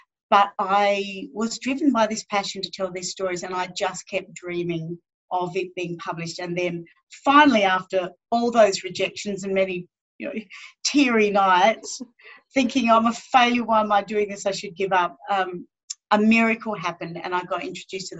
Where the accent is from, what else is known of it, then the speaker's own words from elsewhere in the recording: Northern Territory, Australia; growing up here in Central Australia